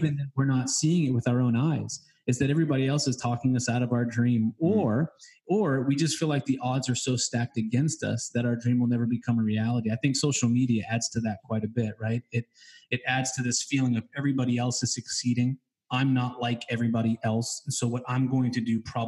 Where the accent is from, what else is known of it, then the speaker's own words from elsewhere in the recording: New England, United States; I'm from New England